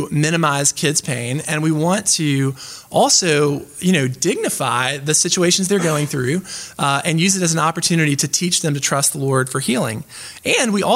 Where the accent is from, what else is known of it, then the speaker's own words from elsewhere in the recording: the American South, United States; I'm from the American South